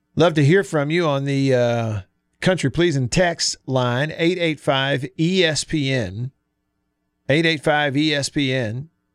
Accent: Alabama, United States; moved away as an adult; now in Mississippi, United States; I'm born and raised in Alabama

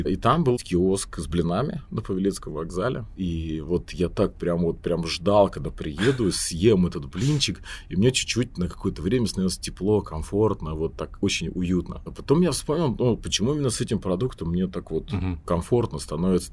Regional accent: Volgograd, Volgograd Oblast, Russia; я из Волгограда

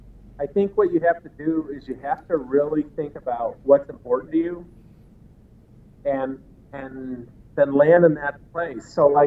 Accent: Chicago, Illinois, United States; moved away as an adult; I had friends there. I was used to it. I spent my entire life there, same with my wife.

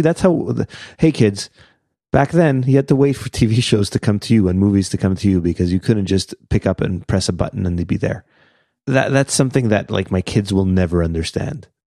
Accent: Canada; we're Canadian.

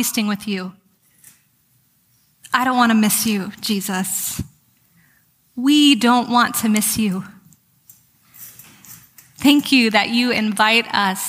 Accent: California, United States; I'm from California

